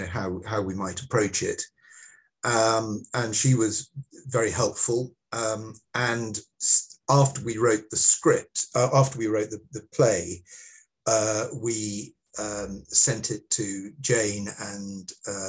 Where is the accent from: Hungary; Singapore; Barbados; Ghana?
Singapore; hopefully they will find it as funny as I did when I was growing up in Singapore.